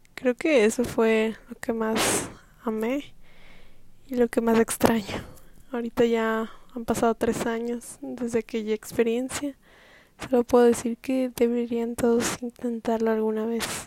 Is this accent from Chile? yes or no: no; Mexico; Yo soy mexicana